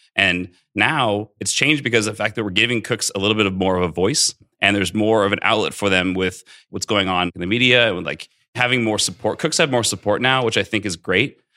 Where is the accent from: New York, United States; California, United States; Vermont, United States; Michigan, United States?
California, United States; Central Coast of; also born or lived in Bay Area / Santa Barbara; now in Las Vegas, United States; I grew up in the Central Coast of California, uh, actually born in the Bay Area.